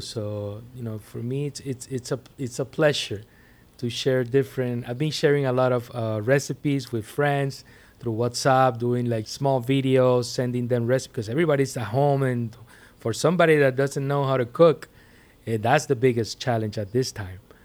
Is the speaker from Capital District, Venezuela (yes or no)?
no; Puerto La Cruz, Anzoátegui, Venezuela; moved away as an adult; now in Miami, United States; Growing up in Venezuela was a thing 'cause, 'cause basically there was a lot of music going on. There's a lot of, of Caribbean power, you know, in my town, Puerto La Cruz.